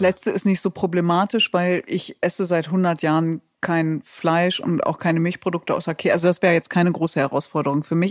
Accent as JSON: {"language": "German", "country": "Germany", "said": "ich komme doch aus Deutschland."}